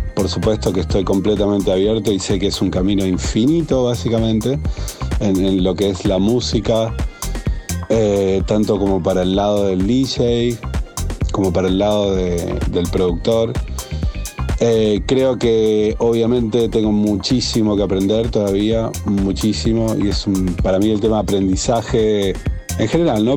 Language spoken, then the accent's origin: Spanish; Rosario, Santa Fe, Argentina; Soy nacido en Rosario, Argentina